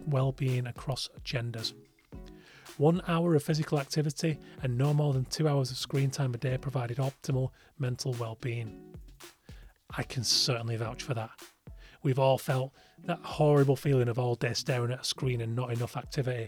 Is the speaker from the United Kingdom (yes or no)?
yes; Yorkshire and the Humber, United Kingdom; in the middle of nowhere where I grew up in West Yorkshire